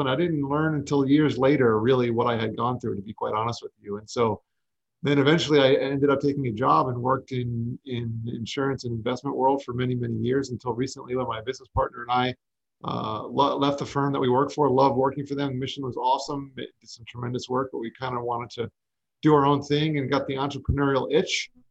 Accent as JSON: {"language": "English", "region": "South Florida", "country": "United States", "tie": "born or raised there", "also_born_or_lived": "New York", "said": "I grew up in South Florida for the most part. I was actually born in New York, but moved down to South Florida when I was young and lived in the melting pot that is Fort Lauderdale, Miami area."}